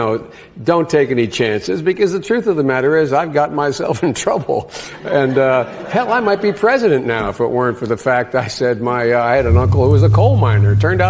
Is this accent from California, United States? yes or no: no; Scranton, Pennsylvania, United States; I'm from Scranton, Pennsylvania. I figured there had to be a coal miner somewhere in the family.